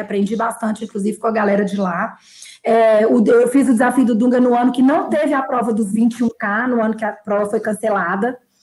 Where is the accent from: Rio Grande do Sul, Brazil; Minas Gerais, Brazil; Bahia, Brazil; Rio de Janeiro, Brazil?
Minas Gerais, Brazil; Belo Horizonte; now in São Paulo, Brazil; eu sou mineira de Belo Horizonte. É, eu moro em São Paulo